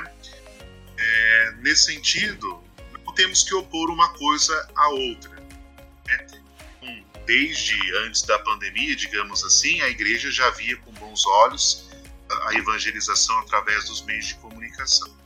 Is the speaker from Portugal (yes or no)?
no; Pindamonhangaba, São Paulo, Brazil; Eu sou aqui de Pitamonhangaba.